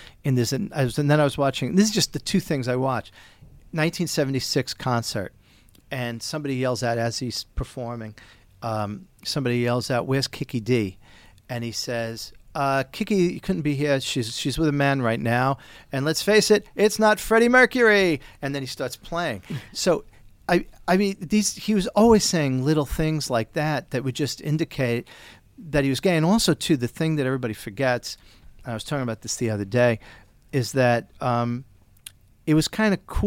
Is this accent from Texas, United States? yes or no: no; New York City, New York, United States; I grew up in Staten Island